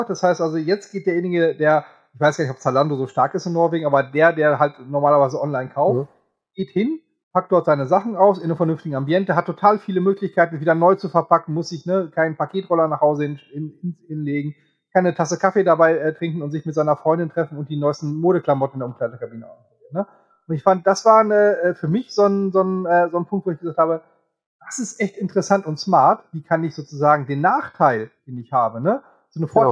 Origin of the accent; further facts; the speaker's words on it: Coesfeld, North Rhine-Westphalia, Germany; Oder wir nehmen auch von mir aus meine Heimat, hier Coesfeld oder Dülmen.